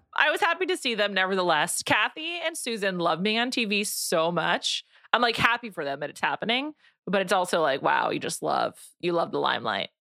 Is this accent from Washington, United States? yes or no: no; New York, United States; I grew up in New York.